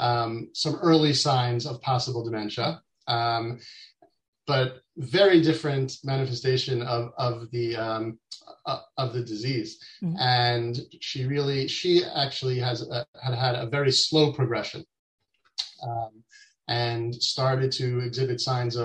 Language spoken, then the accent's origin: English; New York, United States; moved away as an adult; now in Israel; I grew up in New York, in the U.S., even though I'm based in Israel now. I moved out to Israel with my family in 99